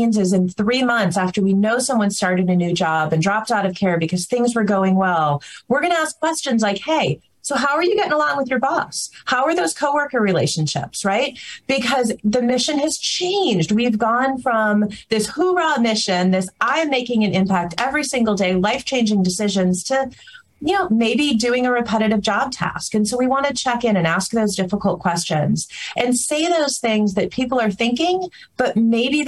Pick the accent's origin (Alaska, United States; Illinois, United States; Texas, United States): Alaska, United States; I'm from Alaska, and we have a huge landmass state